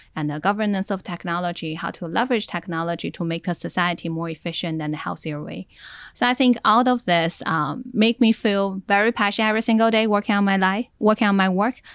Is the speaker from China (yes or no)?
yes; Inner Mongolia, China; now in Silicon Valley, United States; I was from Inner Mongolia and in Silicon Valley